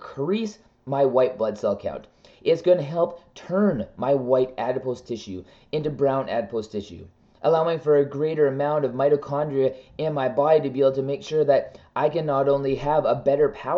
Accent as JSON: {"language": "English", "country": "Canada", "said": "I am a Canadian"}